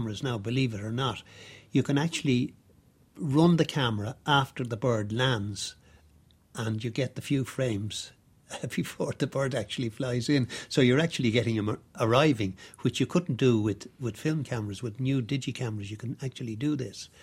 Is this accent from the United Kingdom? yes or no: no; Ireland; I grew up on the Dargle, or on the banks of the Dargle